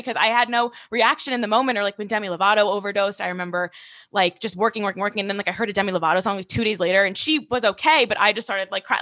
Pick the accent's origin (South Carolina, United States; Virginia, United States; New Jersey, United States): New Jersey, United States; Westville; also born or lived in Ohio; now in Hoboken, United States; I'm from Westville, New Jersey. I live in Hoboken, New Jersey